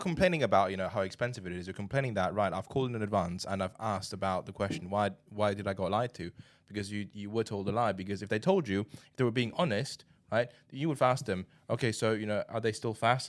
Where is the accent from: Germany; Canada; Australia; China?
China; moved away as an adult; now in United Kingdom; I grew up in China